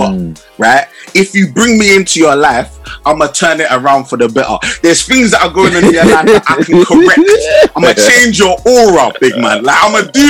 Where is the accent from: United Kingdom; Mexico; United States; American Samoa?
United Kingdom; London; I grew up in Southeast